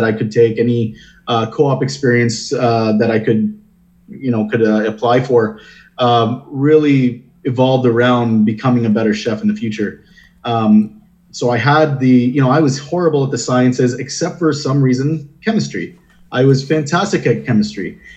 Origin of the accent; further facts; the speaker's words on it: Windsor, Ontario, Canada; moved away as an adult; now in Toronto, Canada; So I'm born and raised in Windsor